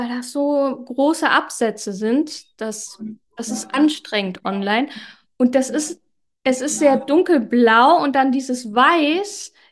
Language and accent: German; Germany; Ja, geboren bin ich in Deutschland, aufgewachsen in einer italienischen Großfamilie in einem 5000 Einwohner Dorf.